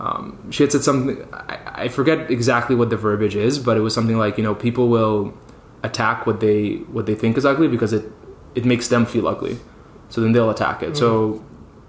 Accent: Dubai, United Arab Emirates; now in New York, United States; I spent quite a lot of time in Dubai. Was born and raised in New York, and then my family moved back to Dubai for a while. So I finished up high school there, decided to do my undergrad there, and then I moved back to New York.

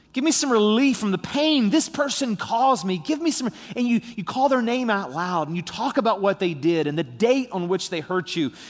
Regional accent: St. Albans, West Virginia, United States; also born or lived in Charleston, West Virginia; I was born in Charleston. I live in Saint Albans, West Virginia

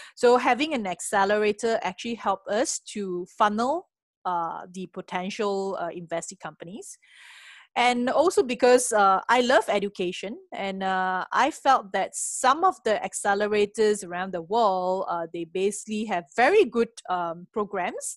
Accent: Penang, Malaysia; moved away as an adult; now in Singapore; I come from a s, a beautiful island called Penang, uh, famous for food as well. Uh, had my earlier education in Penang

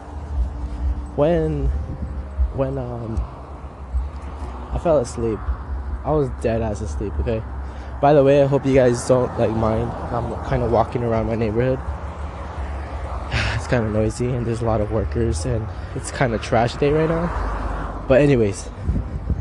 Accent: Los Angeles, California, United States; I'm from Cali, man. I'm from

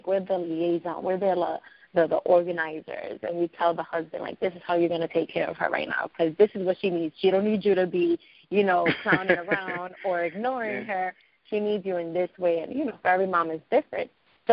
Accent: New York City, New York, United States; I grew up in East New York

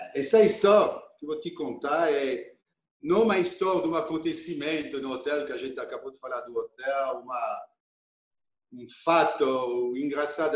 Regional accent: Auxonne, Bourgogne-Franche-Comté, France; Portuguese is a second language; moved away as an adult; also born or lived in Germany; now in Brazil; eu nasci em Oxon, uma cidade que fica a 32 quilômetros

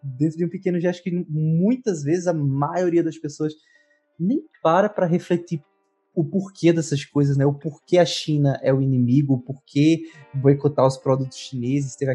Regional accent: Northeast Region, Brazil; eu sou uma pessoa que eu sou do Nordeste, assim, de um ambiente árido, de um ambiente quente.

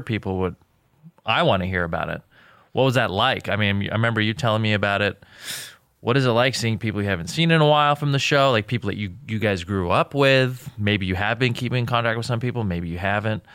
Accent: Newbury Park, California, United States; also born or lived in Jordan; I grew up in Newbury Park, which is like a very, I don't know, it's like a small town.

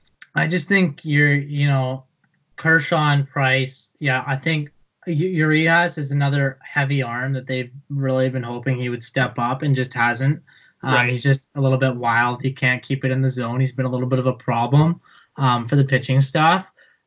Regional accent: Canada; as a Canadian and as a guy that like came from the high school club that I played

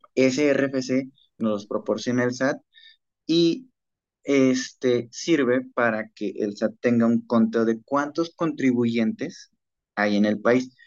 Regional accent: Mexico; also born or lived in Mexico City; nosotros como mexicanos

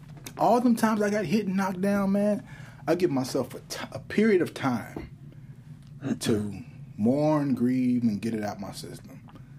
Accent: Chicago, Illinois, United States; I'm from Chicago

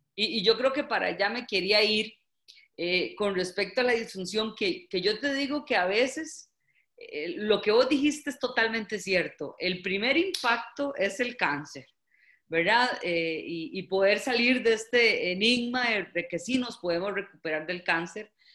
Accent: Costa Rica; en mi país hay varias intervenciones

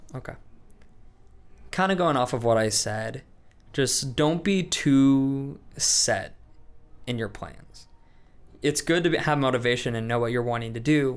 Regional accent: Des Moines, Iowa, United States; moved away; I'm from Des Moines, Iowa

